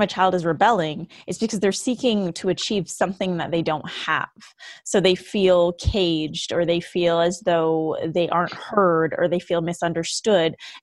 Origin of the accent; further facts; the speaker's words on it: Vancouver, British Columbia, Canada; moved away as an adult; now in Los Angeles, United States; I'm originally from Vancouver, BC, Canada